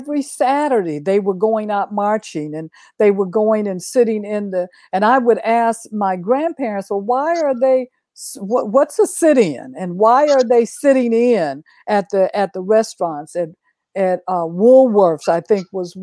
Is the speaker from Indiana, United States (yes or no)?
no; Oklahoma, United States; I grew up in Oklahoma.